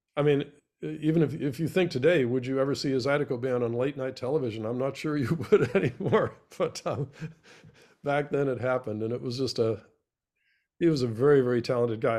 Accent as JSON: {"language": "English", "town": "Boston", "region": "Massachusetts", "country": "United States", "moved": "yes", "lives_now": "New Orleans, United States", "said": "I'm a Bostonian"}